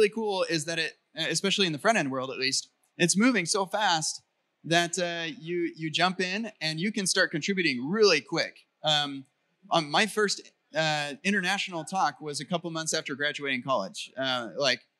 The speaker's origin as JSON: {"language": "English", "country": "United States", "said": "I'm an American"}